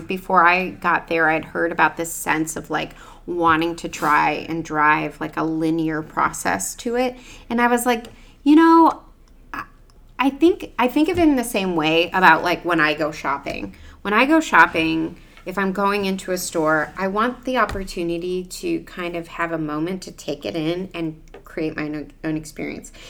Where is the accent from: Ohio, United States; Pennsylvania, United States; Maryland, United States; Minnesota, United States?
Ohio, United States; Cleveland; moved away; also born or lived in New York; growing up in Ohio